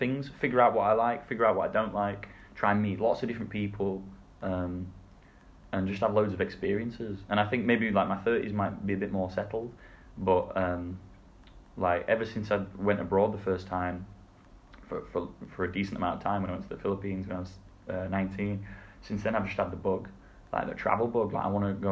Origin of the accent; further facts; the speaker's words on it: England, United Kingdom; moved away; being English